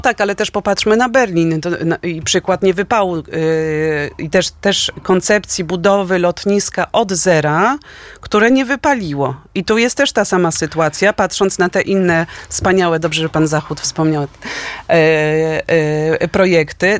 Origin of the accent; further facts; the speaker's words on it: Warsaw, Masovian Voivodeship, Poland; my jesteśmy od warszawiakami od pokoleń, mamy groby na, na Powązkach